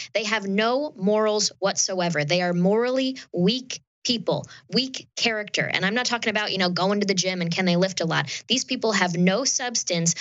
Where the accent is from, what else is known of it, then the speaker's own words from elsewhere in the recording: upstate New York, United States; I'm from New York State, I'm from upstate New York